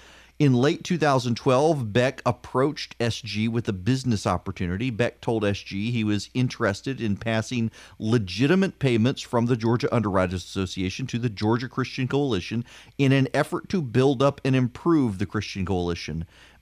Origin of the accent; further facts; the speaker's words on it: Dubai, United Arab Emirates; I grew up listening to classical music. I grew up in Dubai. I love classical music.